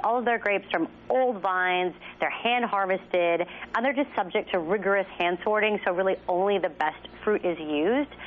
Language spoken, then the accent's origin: English; Texas, United States; I'm from Texas